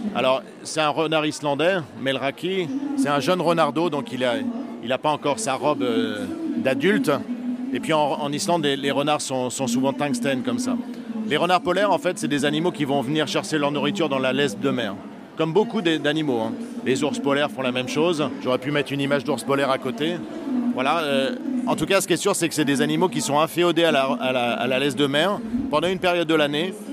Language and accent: French; Normandy, France; chez moi en Normandie